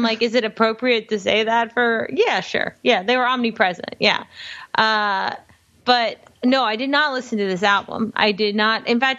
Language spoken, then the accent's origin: English; Miami, Florida, United States; I grew up in Miami and I'm like, I'm a Cuban American.